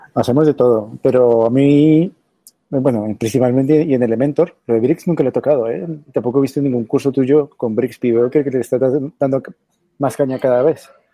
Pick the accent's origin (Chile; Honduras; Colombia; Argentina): Colombia; now in Madrid, Spain; Soy originario de Colombia. Vivo aquí en Madrid hace 10 años, pero en España vivo hace 15, 15 años